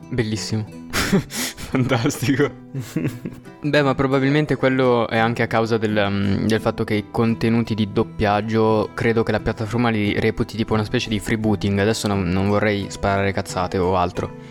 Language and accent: Italian; Milan, Lombardy, Italy; io sono di Milano